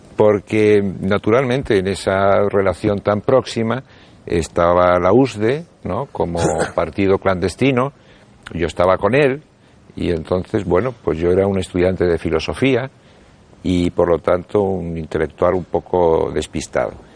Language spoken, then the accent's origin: Spanish; Buenos Aires, Argentina; now in Spain; Yo nací en Buenos Aires y llegué aquí a España en el año 1969